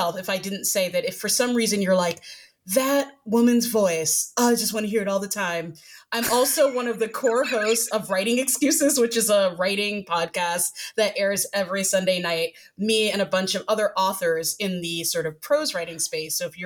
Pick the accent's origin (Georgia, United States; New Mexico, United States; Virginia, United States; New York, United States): New York, United States; moved away as an adult; now in Austin, United States; I grew up in New York, so I've got a bit of New York culture to me